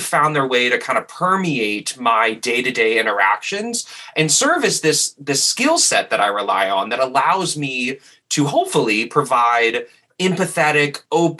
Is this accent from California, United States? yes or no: no; New Orleans, Louisiana, United States; moved away as an adult; also born or lived in New York; I'm originally from New Orleans